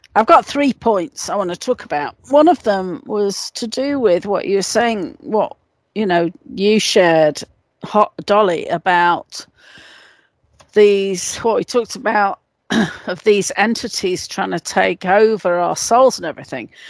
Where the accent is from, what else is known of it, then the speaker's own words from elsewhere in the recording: England, United Kingdom; moved away; I was brought up in in England.